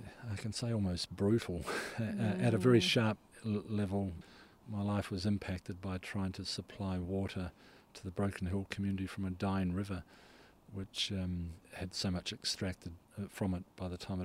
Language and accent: English; Solomon Islands; moved away; also born or lived in Tolaga Bay, New Zealand; I was born in the Solomon Islands